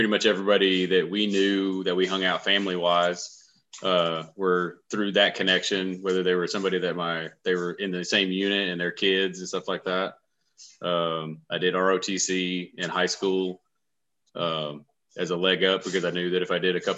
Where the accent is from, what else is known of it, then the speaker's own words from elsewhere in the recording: Huntsville, Alabama, United States; I grew here in Huntsville. I graduated from Buckhorn in 2000.